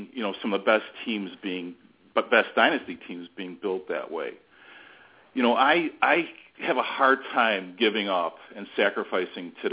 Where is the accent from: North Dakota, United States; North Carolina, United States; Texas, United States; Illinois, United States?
Illinois, United States; Arlington Heights; I'm from Arlington Heights, Illinois, which is a suburb northwest of Chicago